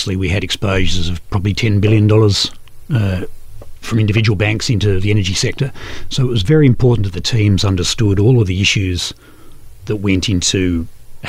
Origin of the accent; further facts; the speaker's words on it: Ballarat, Victoria, Australia; also born or lived in Melbourne; I grew up in Western Victoria and sort of grew up and went to school in Ballarat and then went down to university in Melbourne as a 18-year-old and pretty much stayed in Melbourne from then on working